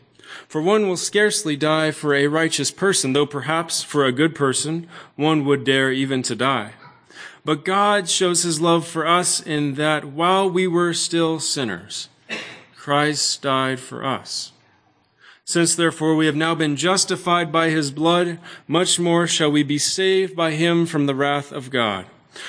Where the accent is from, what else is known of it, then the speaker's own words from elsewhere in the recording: Benson, Arizona, United States; My family and I are from the area. I grew up down in Benson, Arizona, which is east of here.